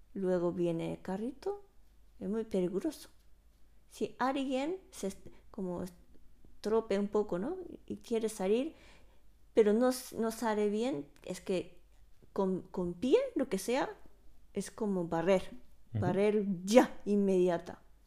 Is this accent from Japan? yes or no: yes; Japan; Spanish is a second language; now in Spain; siendo una japonesa